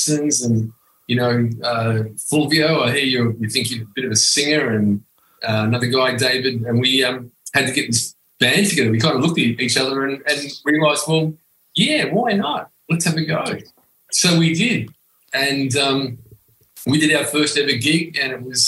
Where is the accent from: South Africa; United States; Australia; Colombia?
Australia; Footscray, Victoria; I was born in Footscray